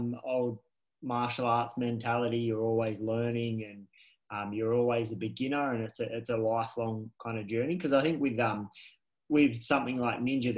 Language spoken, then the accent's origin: English; New South Wales, Australia; moved away as an adult; now in Queensland, Australia; obviously I'm from New South Wales